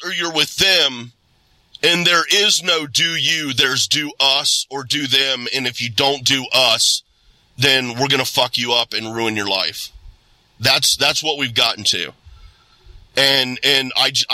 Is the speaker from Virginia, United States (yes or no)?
no; Ohio, United States; I was born here and raised this small town here in Ohio, surrounded by cornfields and bean fields and hay.